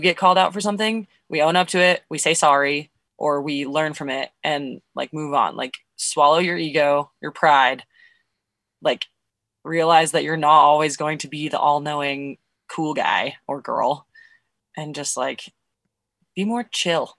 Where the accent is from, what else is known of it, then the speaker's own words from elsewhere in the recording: Nevada, United States; also born or lived in Colorado / Montana; now in Bozeman, United States; I was born in Nevada. I went to high school in Colorado. I've now lived in Montana longer than I lived in Colorado, but I still lived in Nevada for longer than both of those places.